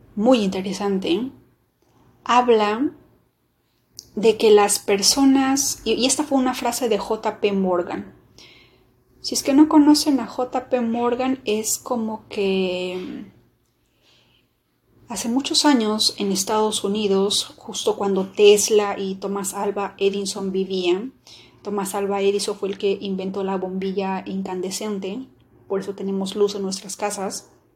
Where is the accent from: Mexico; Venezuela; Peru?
Peru; mi país